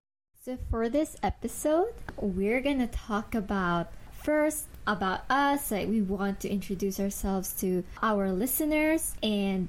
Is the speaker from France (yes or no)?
no; Philippines; moved away; I'm originally from the Philippines